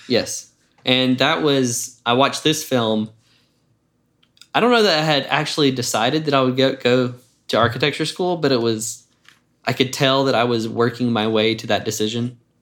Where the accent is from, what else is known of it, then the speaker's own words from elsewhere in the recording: Jackson, United States; moved away as an adult; now in Atlanta, United States; I grew up in Jackson